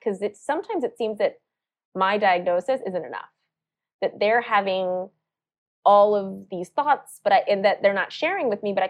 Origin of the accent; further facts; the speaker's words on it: South Carolina, United States; born there; I was born in South Carolina, but my parents were born and raised in India.